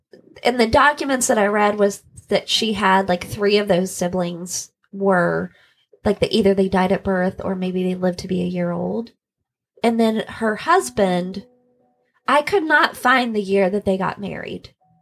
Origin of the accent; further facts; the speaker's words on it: Carrollton, Kentucky, United States; my hometown of little old Carrollton, Kentucky.